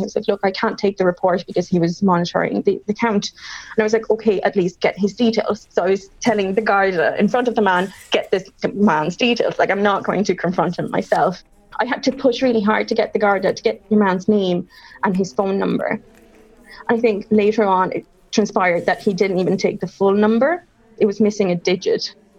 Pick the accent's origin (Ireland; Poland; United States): Ireland; Cork, Munster; also born or lived in Paraguay; A lot of people say that I sound from Cork, and I was like, I am from Cork, but I was accidentally born in Paraguay.